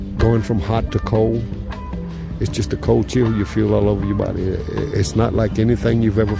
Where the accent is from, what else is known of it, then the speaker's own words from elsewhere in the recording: Levelland, Texas, United States; I'm from Levelland, Texas.